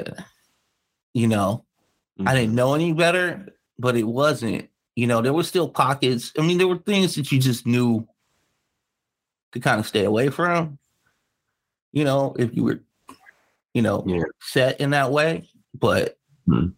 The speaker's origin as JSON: {"language": "English", "town": "Los Angeles", "region": "California", "country": "United States", "tie": "born or raised there", "said": "I grew up in South Central"}